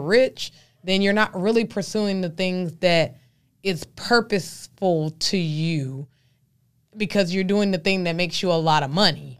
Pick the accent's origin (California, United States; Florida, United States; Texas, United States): Texas, United States; Dallas; I'm from Texas and I'm from Dallas, Texas